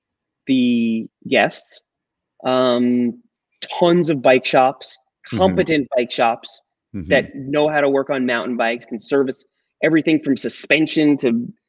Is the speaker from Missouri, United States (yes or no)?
no; Long Island, New York, United States; now in Asheville, United States; Well, where I grew up on Long Island, so I had quick access to New York State and all that stuff. But Long Island is flat.